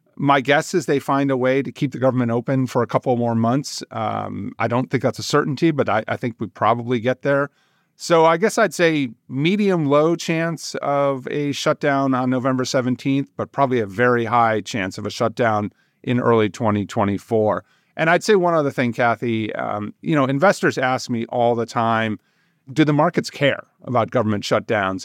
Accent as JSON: {"language": "English", "region": "Virginia", "country": "United States", "said": "my home state of Virginia"}